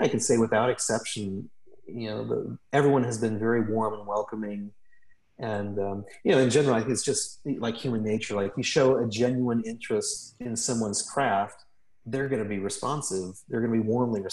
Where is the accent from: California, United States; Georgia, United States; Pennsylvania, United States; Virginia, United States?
Georgia, United States; Atlanta; I was from Atlanta